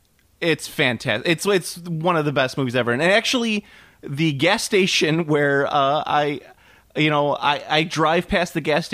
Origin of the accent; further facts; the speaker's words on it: Chicago, Illinois, United States; we're both from Chicago